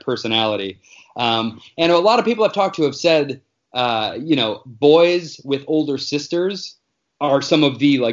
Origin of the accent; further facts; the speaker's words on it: Northwest Indiana, United States; moved away as an adult; also born or lived in New York; now in Los Angeles, United States; I am from Indiana, just right outside of Chicago, like Northwest Indiana, real close to Illinois there.